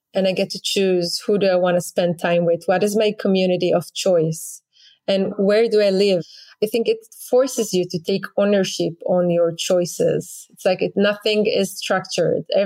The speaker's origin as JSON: {"language": "English", "country": "Israel", "tie": "born or raised there", "moved": "as an adult", "said": "I grew up in Israel"}